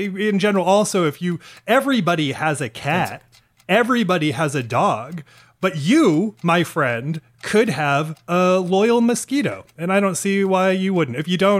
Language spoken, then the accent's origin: English; Maine, United States; I'm from Maine, where mosquitoes are said to be the Maine state bird.